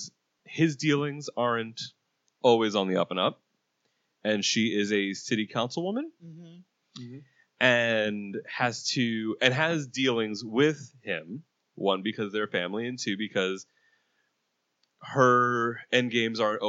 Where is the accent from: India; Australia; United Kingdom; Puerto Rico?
Puerto Rico; I'm Puerto Rican